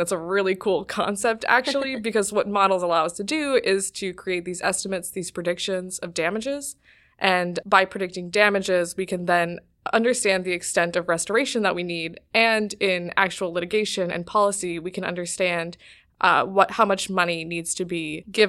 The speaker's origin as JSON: {"language": "English", "town": "Cleveland", "region": "Ohio", "country": "United States", "said": "I'm from Cleveland, Ohio."}